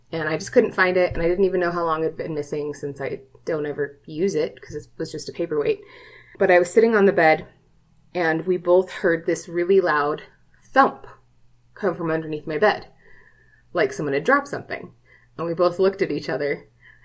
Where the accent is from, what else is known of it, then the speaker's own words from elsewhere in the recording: Hawaii, United States; moved away; I was raised, I was born in Hawaii, and my parents raised me on stories of the Menahuni